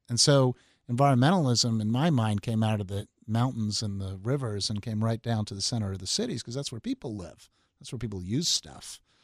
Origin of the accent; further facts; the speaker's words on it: Long Island, New York, United States; I grew up on Long Island, and so Garden City is a very nice suburb of New York City